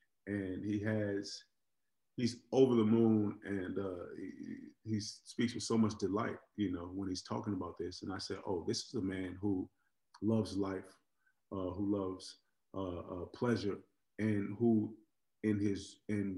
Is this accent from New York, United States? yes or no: no; Oakland, California, United States; I grew up in Oakland, California